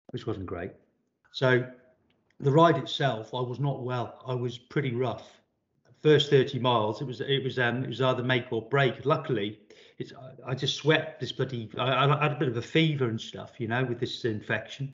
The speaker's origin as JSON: {"language": "English", "town": "Shrewsbury", "region": "West Midlands", "country": "United Kingdom", "tie": "born or raised there", "said": "took up a YTS panel beating apprenticeship with a local Vauxhall dealer in my hometown of Shrewsbury"}